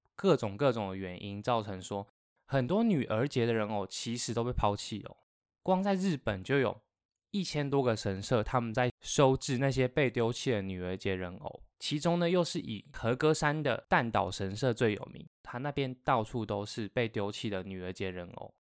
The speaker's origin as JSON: {"language": "Chinese", "country": "Taiwan", "said": "我们台湾人啊，端午节不是会吃粽子，然后中秋节会吃月饼"}